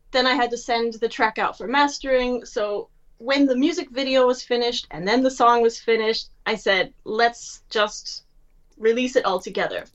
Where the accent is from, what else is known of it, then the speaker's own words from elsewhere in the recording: United States; moved away as an adult; now in Germany; I'm an American living in Germany